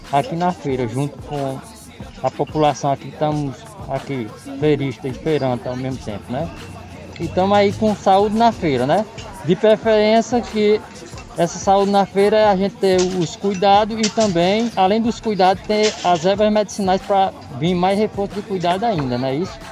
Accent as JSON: {"language": "Portuguese", "town": "Vila do Carapato", "country": "Brazil", "said": "eu sou, eu sou da, daqui do Vila do Carapato."}